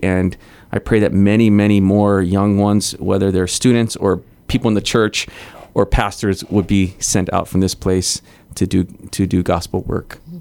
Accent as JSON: {"language": "English", "region": "Hawaii", "country": "United States", "tie": "born or raised there", "also_born_or_lived": "Guam", "moved": "as an adult", "said": "I grew up in Hawaii"}